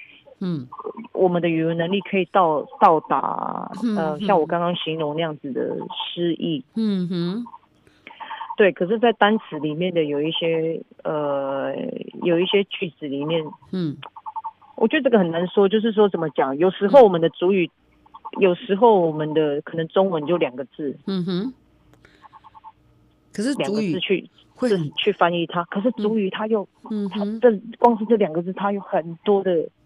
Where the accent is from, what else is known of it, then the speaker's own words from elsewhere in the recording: Taiwan; first language Paiwan; Chinese is a second language; 对，就是我的母语的创作。